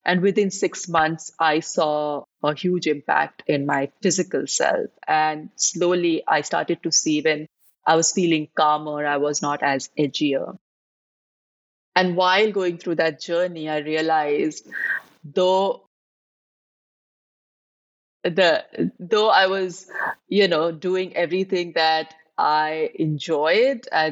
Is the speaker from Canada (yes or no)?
no; India; now in Dubai, United Arab Emirates; I am based in Dubai, but I'm originally from India. I've been living in Dubai for the last 25 years.